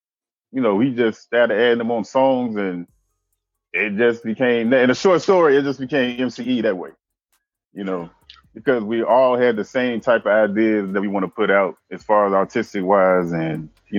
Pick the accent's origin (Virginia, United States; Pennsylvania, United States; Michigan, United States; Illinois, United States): Illinois, United States; Chicago; now in Pine Bluff, United States; you know, as far as the rap name goes. But I'm originally from Chicago, and I've been in like Pine Bluff, Arkansas for like 20 years.